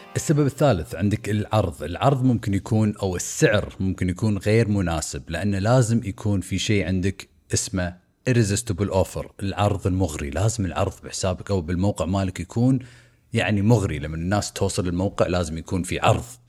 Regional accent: Kuwait; احنا هنا عندنا بالكويت

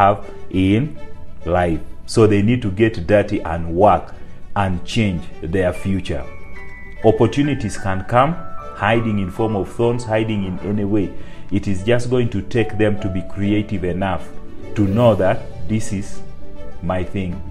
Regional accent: Teso sub-region, Eastern Region, Uganda; I grew up in Teso sub-region, that is in the rural place that is located in northeastern part of Uganda

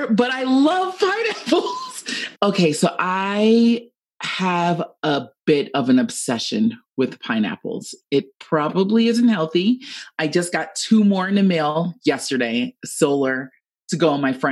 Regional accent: Jamaica; I'm Jamaican, whoop, whoop.

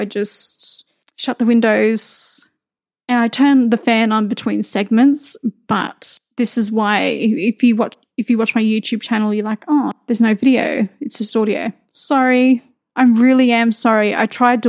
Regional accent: Australia; moved away; I'm Australian

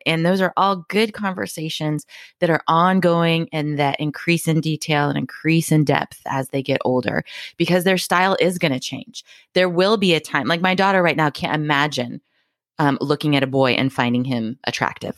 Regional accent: Hawaii, United States; moved away; I came from Hawaii

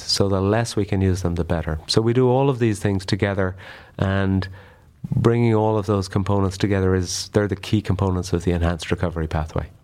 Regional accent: Ireland; moved away as an adult; now in United States; I'm an Irish colorectal surgeon who came to the U S for a year, about twenty years ago, and I, I'm still here.

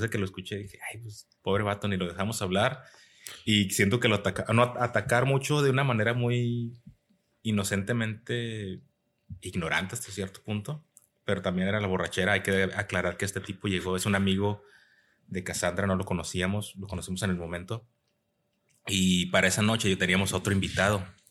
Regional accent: Mexico; now in United States

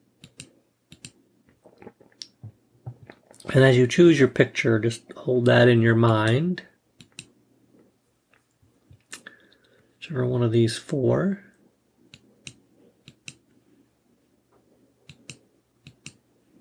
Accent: North Georgia, United States; moved away; Originally, I am from North Georgia

